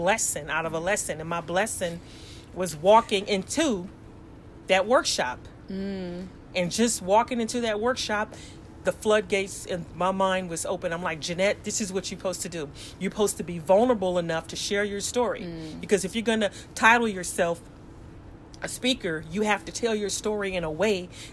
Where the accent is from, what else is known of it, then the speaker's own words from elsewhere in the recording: Los Angeles, California, United States; moved away as an adult; also born or lived in South Korea; growing up in South Central Los Angeles